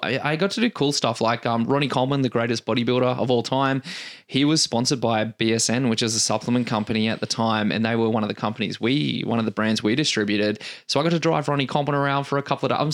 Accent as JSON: {"language": "English", "town": "Canberra", "region": "Australian Capital Territory", "country": "Australia", "tie": "born or raised there", "moved": "as an adult", "lives_now": "Perth, Australia", "said": "I moved away from Canberra I think 14 years ago"}